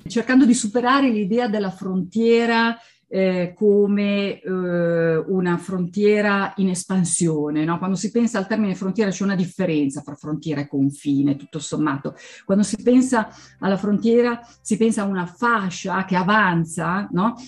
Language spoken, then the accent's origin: Italian; Schaffhausen, Switzerland; first language Swiss German and German; Italian is a second language; also born or lived in Insubria region (Ticino / Varese border); now in Ticino-Varese border area; sono nata presso un altro confine, che è quello con la Germania, fra la Svizzera e la Germania, lungo il Reno, esattamente a Sciaffusa, quindi sono madrelingua svizzera tedesca e tedesca